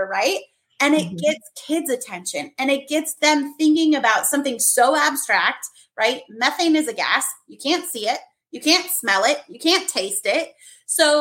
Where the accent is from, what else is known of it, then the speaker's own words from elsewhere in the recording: Minnesota, United States; moved away; also born or lived in Germany; I had done an author visit to my hometown in Minnesota